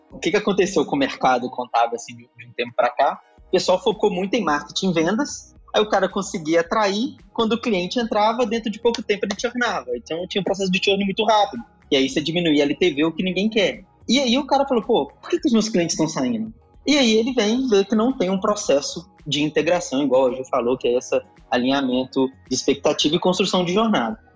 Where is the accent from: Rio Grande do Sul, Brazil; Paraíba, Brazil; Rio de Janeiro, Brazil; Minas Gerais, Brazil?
Minas Gerais, Brazil; Sou aqui do estado de Minas Gerais